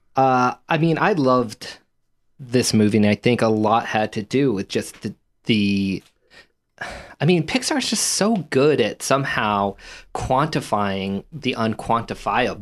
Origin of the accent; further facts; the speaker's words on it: United States; being from this country